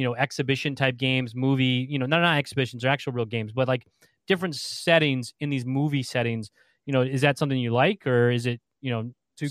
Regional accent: Evansville, Indiana, United States; moved away; I'm originally from Evansville

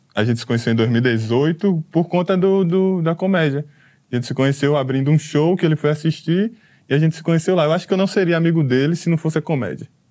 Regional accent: Maceió, Alagoas, Brazil; eu sou de... a gente é de Maceió, sou de Maceió, ele é da Bahia, uhum. mas ah. a gente mora em Maceió

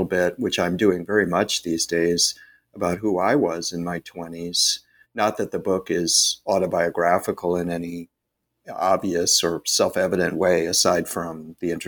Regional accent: Bennington, Vermont, United States; moved away as an adult; also born or lived in New Haven, Connecticut / Stanford, California; born in Bennington, Vermont in 1963

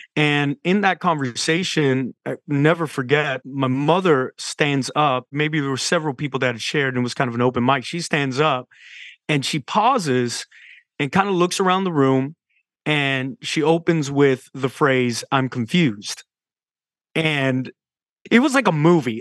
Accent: San Antonio, Texas, United States; I was raised in South Texas in San Antonio, San Antonio, Texas

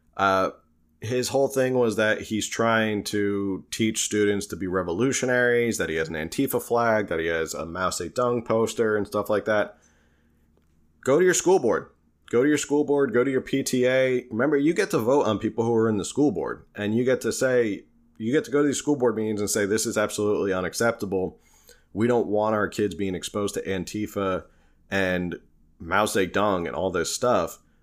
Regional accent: New Jersey, United States; accent: Jersey; my Jersey accent

